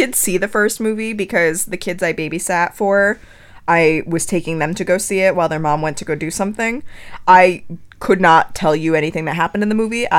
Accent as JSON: {"language": "English", "area": "right outside of Newtown", "region": "Connecticut", "country": "United States", "tie": "born or raised there", "said": "I grew up right outside of Newtown"}